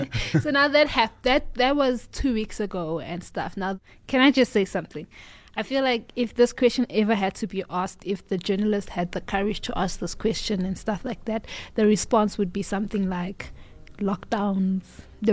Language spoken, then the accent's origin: English; South Africa